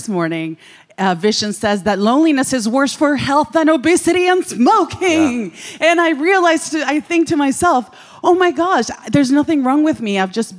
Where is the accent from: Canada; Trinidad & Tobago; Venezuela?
Venezuela; now in Dallas, United States; I'm …. I am from Venezuela. I live in Dallas, Texas.